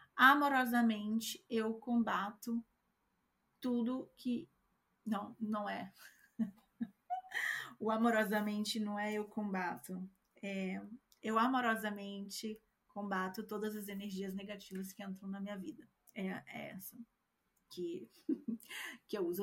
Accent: Brazil; moved away; eu, que sou brasileira, não tenho o mesmo sotaque que você

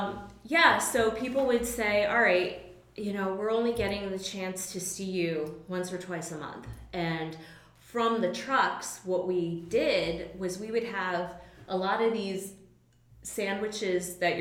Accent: Connecticut, United States; moved away as an adult; now in Philadelphia, United States; I'm from Connecticut originally.

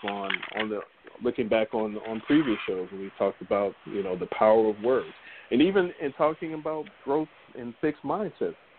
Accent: United States; growing up in America

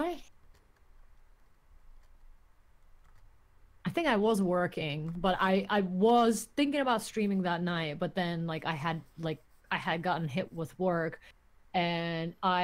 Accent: Turkey; moved away; I grew up in Turkey. I didn't grow up in the US

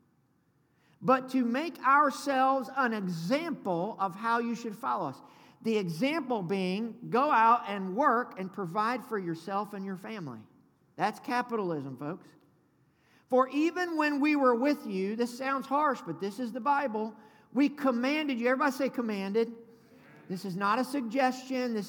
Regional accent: the South, United States; I'm from the South. Good Southern boy

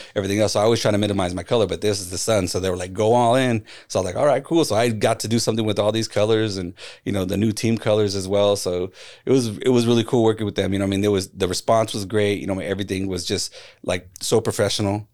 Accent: Phoenix, Arizona, United States; it's my hometown team

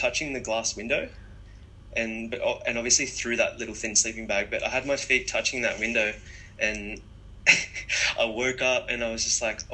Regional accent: Umina Beach, New South Wales, Australia; after we moved to Australia, I grew up in Yumina on the central coast of Australia. It's quite a small town.

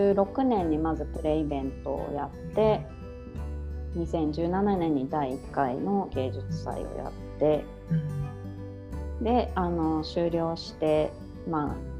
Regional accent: Tokyo, Japan; moved away as an adult; also born or lived in Ishinomaki / Sendai; now in Lake Towada, Japan; 私も東京出身で夫も神奈川出身で

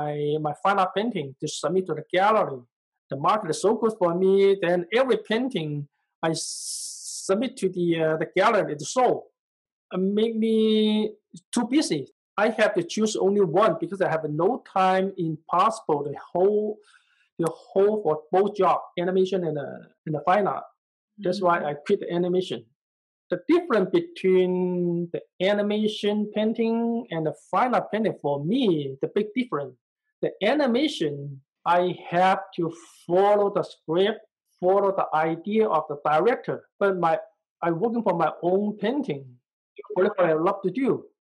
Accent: China; English is a second language; moved away as an adult; now in San Francisco, United States; Then I get a foreign student visa in San Francisco. That's why I moved from China to San Francisco.

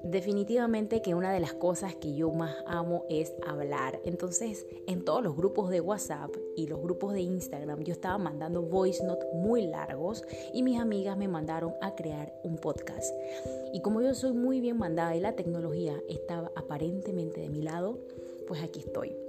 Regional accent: Panama; moved away; como panameña viviendo en el extranjero

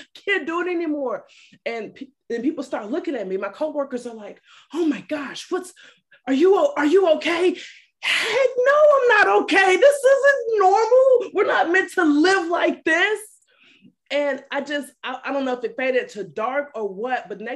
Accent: Alabama, United States; also born or lived in Detroit, Michigan; I'm originally from Detroit, Michigan. I moved to Alabama when I was a little girl and pretty much been raised by my mom

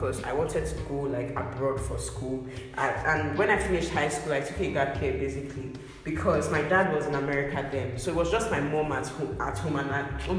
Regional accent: Delta, Nigeria; I'm from Delta State.

